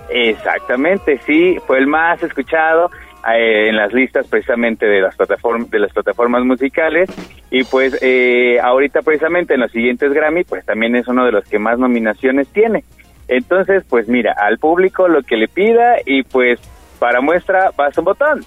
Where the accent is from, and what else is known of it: Mexico